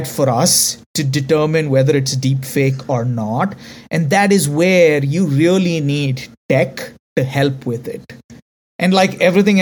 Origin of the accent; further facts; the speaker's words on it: India; accent: Indian; because I'm Indian